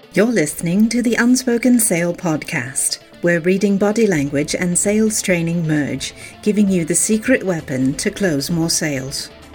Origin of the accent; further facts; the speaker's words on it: Pottstown, Pennsylvania, United States; born and raised in Pottstown, Pennsylvania, which is a suburban Philadelphia area.